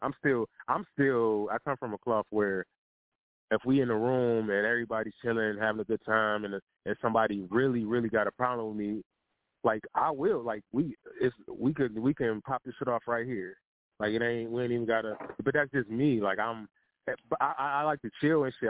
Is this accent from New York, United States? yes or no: no; Detroit, Michigan, United States; I'm from Detroit